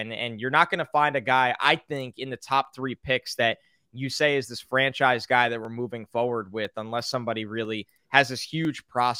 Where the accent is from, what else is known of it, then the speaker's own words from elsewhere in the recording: New York, United States; So I'm from New York. I grew up in a household of crazy Jets fans, more big Mets fans, Knicks fans, and Rangers for hockey.